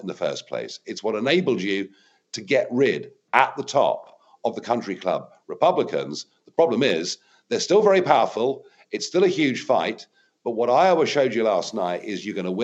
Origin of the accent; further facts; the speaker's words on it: United Kingdom; as a Brit